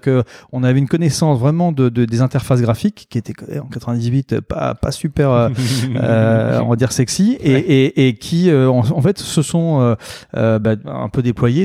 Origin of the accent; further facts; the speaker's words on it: Normandy, France; moved away as an adult; now in Bordeaux, France; je suis né en Normandie